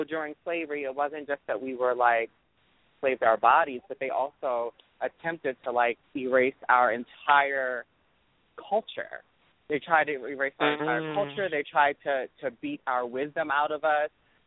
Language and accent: English; Baltimore, Maryland, United States; I'm from Baltimore.